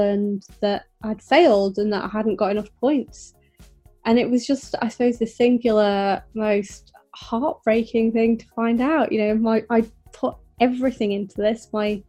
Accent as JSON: {"language": "English", "region": "Yorkshire and the Humber", "country": "United Kingdom", "tie": "born or raised there", "said": "I grew up in North Yorkshire"}